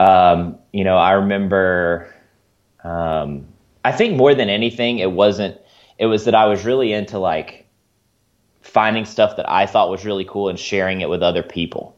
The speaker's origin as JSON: {"language": "English", "region": "Mississippi Delta", "country": "United States", "tie": "born or raised there", "also_born_or_lived": "Missouri", "moved": "yes", "lives_now": "Springfield, United States", "said": "I'm from the Mississippi Delta originally"}